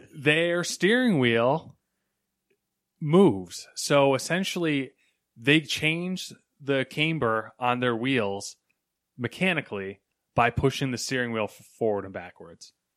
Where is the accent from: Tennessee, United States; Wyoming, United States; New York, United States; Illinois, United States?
New York, United States; "Oh, where are you from?" like, I'd be like, "Oh, New York."